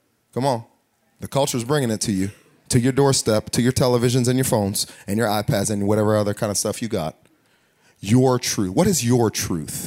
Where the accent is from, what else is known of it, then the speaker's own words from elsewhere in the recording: United States; we're American